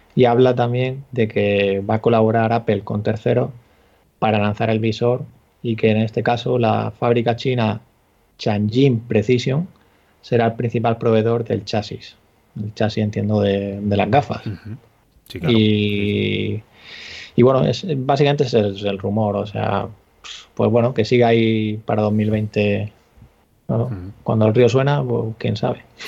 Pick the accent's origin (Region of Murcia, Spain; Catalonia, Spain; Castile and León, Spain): Region of Murcia, Spain; Murcia; soy de Murcia